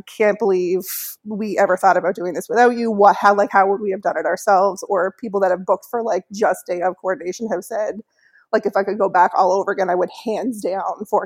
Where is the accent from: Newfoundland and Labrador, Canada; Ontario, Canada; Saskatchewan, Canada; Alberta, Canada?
Newfoundland and Labrador, Canada; also born or lived in Halifax / Toronto; I'm from Newfoundland